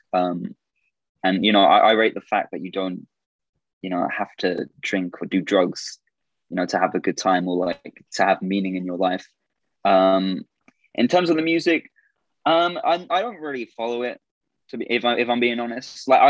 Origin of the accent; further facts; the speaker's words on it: Orlando, Florida, United States; born there; It's because originally I was born in Orlando.